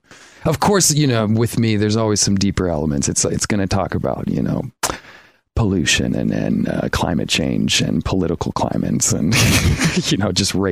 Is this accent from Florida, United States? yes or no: yes; Sarasota, Florida, United States; moved away; a friend that I grew up with in Sarasota